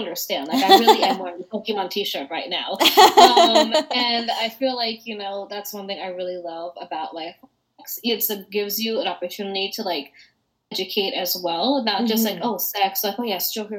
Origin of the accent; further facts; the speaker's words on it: United States; I was born in America